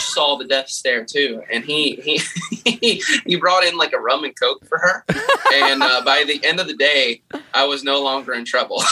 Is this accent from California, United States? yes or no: no; Kentucky, United States; I'm from Kentucky